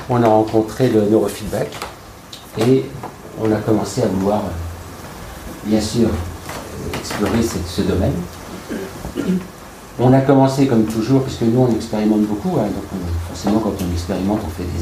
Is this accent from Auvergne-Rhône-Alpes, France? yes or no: yes; Lyon, Auvergne-Rhône-Alpes, France; nous sommes très très heureux de vous accueillir à Lyon. je vais faire Cocorico, c'est ma ville natale, même si depuis longtemps je suis